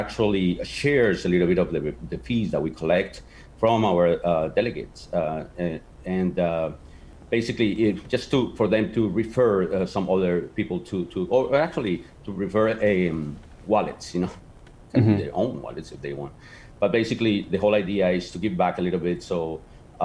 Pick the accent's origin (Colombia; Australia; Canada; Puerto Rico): Colombia; Bogotá; first language Spanish; English is a second language; now in South Florida, United States; I'm actually from Bogota, Colombia, in South America, but I live in the States for over 30 years